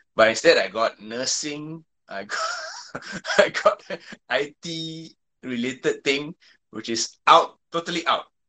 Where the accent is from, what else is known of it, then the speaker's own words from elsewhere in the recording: Malaysia; English is a second language; growing up in Malaysia